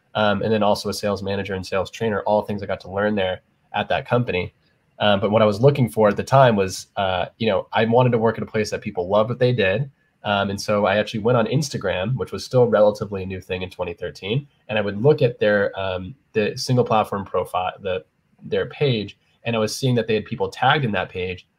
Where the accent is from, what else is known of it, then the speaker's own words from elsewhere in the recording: San Diego, California, United States; moved away as an adult; also born or lived in Arizona; now in New York City, United States; I was from San Diego originally